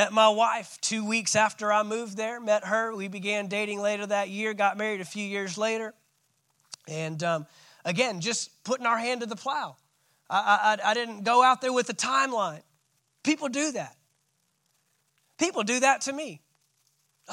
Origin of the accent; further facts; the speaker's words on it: Texas, United States; moved away as an adult; I'm a Texan.